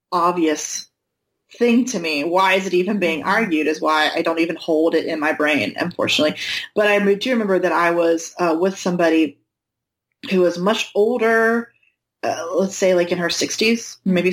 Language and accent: English; North Carolina, United States; Oh my god, I'm from North